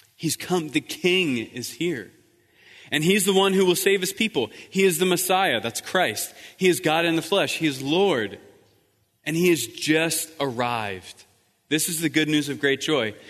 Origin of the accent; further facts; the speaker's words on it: East Coast, United States; moved away as an adult; also born or lived in Croatia; I'm from the East Coast